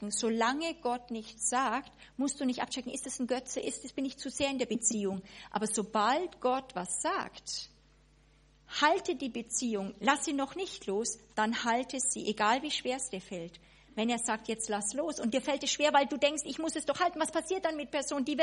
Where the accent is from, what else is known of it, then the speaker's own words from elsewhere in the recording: Bavaria, Germany; Also ich war ja Bayer, ja, sozusagen kam noch nie über die Mainlinie drüber hinaus.